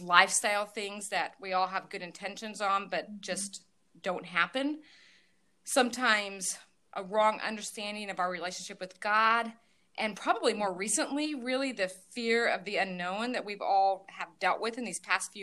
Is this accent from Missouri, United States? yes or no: no; Northeast Indiana, United States; I am from Northeast Indiana